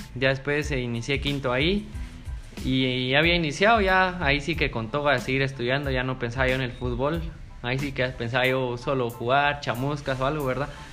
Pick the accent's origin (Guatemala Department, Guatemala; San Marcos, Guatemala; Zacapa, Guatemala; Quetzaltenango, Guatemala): San Marcos, Guatemala; San Pedro Sacatepéquez; soy de San Pedro Zacatepeques